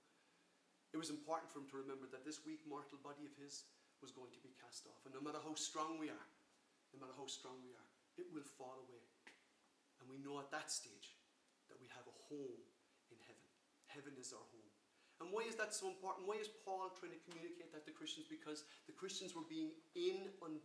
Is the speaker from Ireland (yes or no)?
yes; Ireland; I'm an Irish citizen, my citizenship or my freedom to live as a citizen of the Republic of Ireland